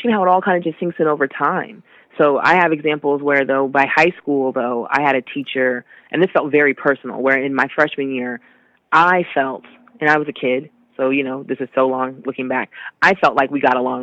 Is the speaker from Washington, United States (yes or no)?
yes; Seattle, Washington, United States; I'm born and raised in Seattle